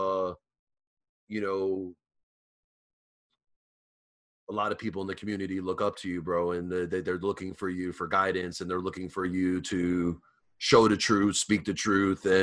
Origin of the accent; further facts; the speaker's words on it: New York, United States; I'm from New York